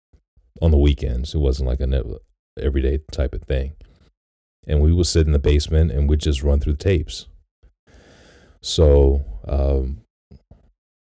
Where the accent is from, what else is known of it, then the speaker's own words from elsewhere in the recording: Detroit, Michigan, United States; when I was growing up in Detroit